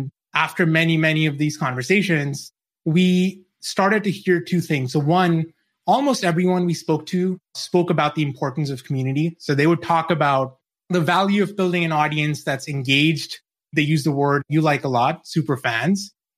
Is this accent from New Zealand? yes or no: yes; New Zealand; moved away as an adult; now in United States; Yeah, so I grew up in New Zealand. I've lost the accent now. I moved over to the States when I was 22.